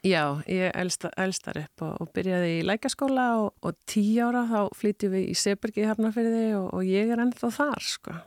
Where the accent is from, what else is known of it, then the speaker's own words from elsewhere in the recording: Iceland; also born or lived in United States; ég er litla píjan frá Íslandi